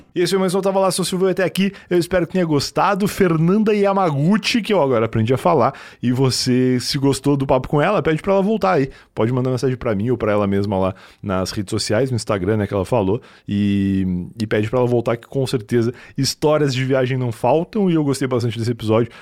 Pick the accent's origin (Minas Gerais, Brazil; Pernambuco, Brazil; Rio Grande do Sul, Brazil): Rio Grande do Sul, Brazil; now in São Paulo, Brazil; eu sou gaúcho